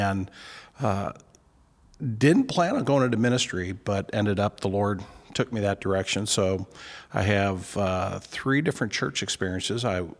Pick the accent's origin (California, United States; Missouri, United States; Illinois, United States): Missouri, United States; St. Louis; moved away as an adult; Born and raised in St. Louis, I have the unique opportunity of being a pastor in my hometown.